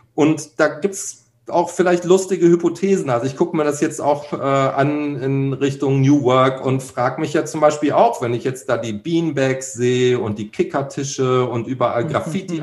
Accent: Cologne, North Rhine-Westphalia, Germany; hier als Kölner

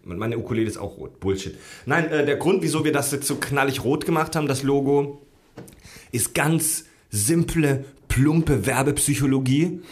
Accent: Southern Germany, Germany; moved away; zu Hause in meiner Heimat in Süddeutschland

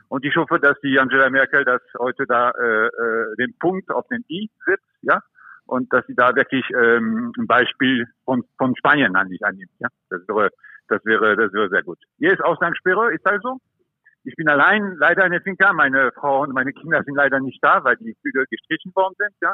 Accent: France; also born or lived in Germany; now in Mallorca, Spain; ich bin auch Franzose

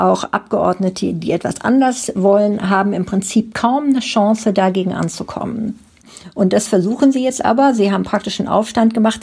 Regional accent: Germany; now in United Kingdom; bei uns in Deutschland

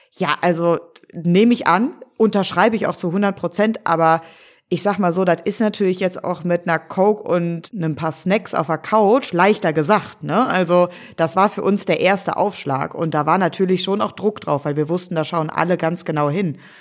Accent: Cologne, North Rhine-Westphalia, Germany; moved away as an adult; Als gebürtige Kölnerin

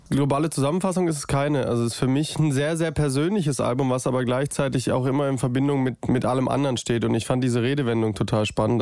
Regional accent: Stuttgart area, Baden-Württemberg, Germany; ich wollte unbedingt auch in Stuttgart spielen. Ich komme ja hier auch aus der Ecke

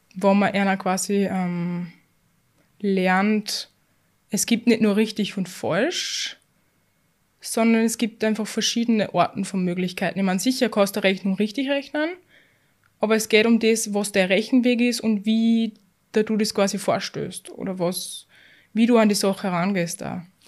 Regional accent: Austria; wir sind in, bei uns in Österreich in keinem schlechten Bildungssystem

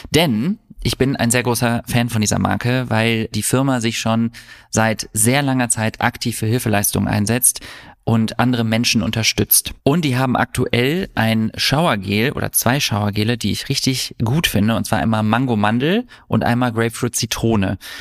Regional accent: Düsseldorf, North Rhine-Westphalia, Germany; ich bin in Düsseldorf groß geworden

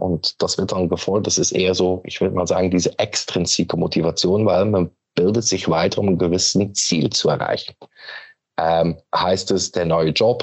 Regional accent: Belgium; German is a second language; moved away as an adult; now in Hamburg, Germany; bin Belgier von Origine, aber wohne mittlerweile seit 13 Jahren in Hamburg

